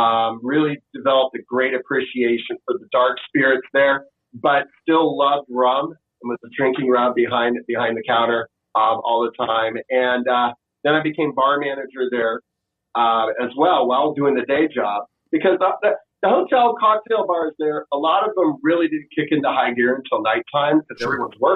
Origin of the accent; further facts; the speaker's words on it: the South, United States; also born or lived in Washington, D.C. / San Francisco; And I grew up in the South too.